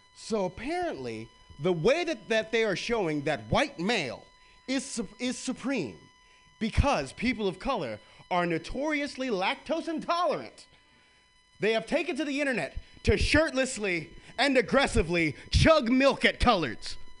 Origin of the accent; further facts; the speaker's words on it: the South, United States; now in San Francisco, United States; I'm from the South